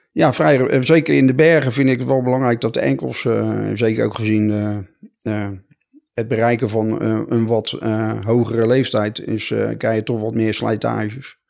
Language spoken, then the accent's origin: Dutch; Rotterdam, South Holland, Netherlands; ik kom uit Rotterdam